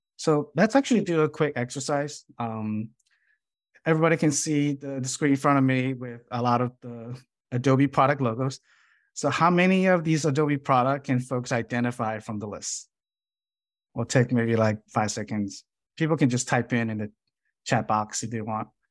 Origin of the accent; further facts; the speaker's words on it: Chicago, Illinois, United States; moved away as an adult; now in San Jose, United States; I grew up in Chicago based on the schools that I attend